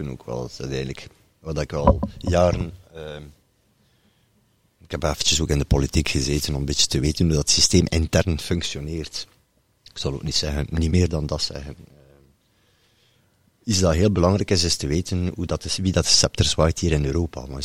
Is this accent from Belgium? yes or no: yes; Bredene, Flanders, Belgium; maar voor het kort te schetsen, ik kom uiteindelijk uit Bredene.